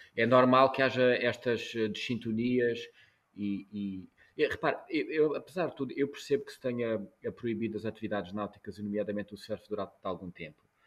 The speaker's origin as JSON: {"language": "Portuguese", "region": "Algarve", "country": "Portugal", "tie": "born or raised there", "also_born_or_lived": "Angola", "said": "Eu, eu nasci em Angola, cresci no Algarve"}